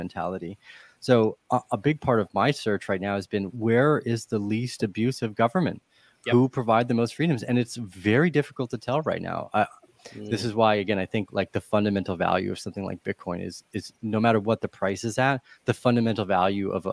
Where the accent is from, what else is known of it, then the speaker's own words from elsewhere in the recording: Canada; moved away as an adult; I moved away from Canada a bunch of years ago